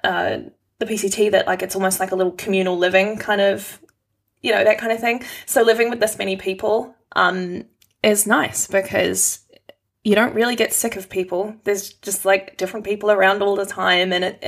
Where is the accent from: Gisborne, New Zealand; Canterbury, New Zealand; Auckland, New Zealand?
Canterbury, New Zealand; Christchurch; moved away as an adult; now in Wellington, New Zealand; Christchurch, my hometown